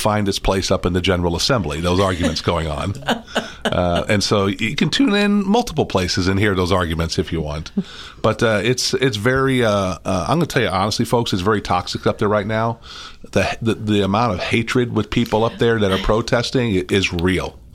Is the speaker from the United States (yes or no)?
yes; St. Louis, Missouri, United States; moved away as an adult; also born or lived in Madison, Wisconsin / Atlanta; now in Nashville, United States; When I was growing up, I grew up in St. Louis, and we had snow